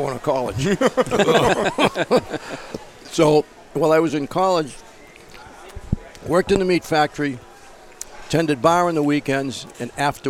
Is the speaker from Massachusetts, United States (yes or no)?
yes; Boston, Massachusetts, United States; I was born and brought up in Boston. I was born at St. Margaret's Hospital.